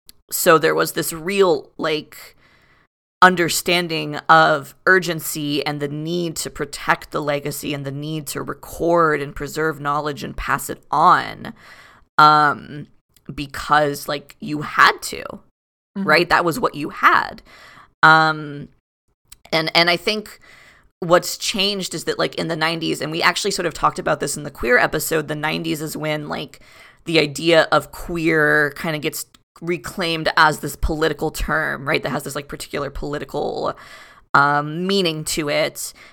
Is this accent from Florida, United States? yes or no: yes; Florida, United States; born there; I was born in 93, so pre the advent of AZT, but I was born in Florida.